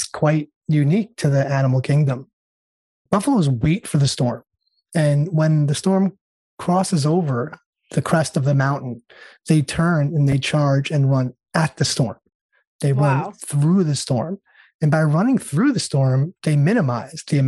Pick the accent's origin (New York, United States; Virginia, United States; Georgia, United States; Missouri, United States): New York, United States; now in California, United States; I was born and raised in New York